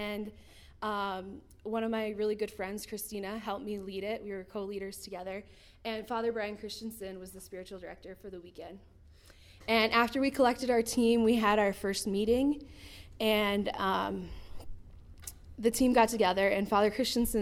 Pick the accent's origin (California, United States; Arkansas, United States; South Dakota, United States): South Dakota, United States; Timber Lake; now in Rapid City, United States; I was born in Timberlake, South Dakota, raised in a Catholic family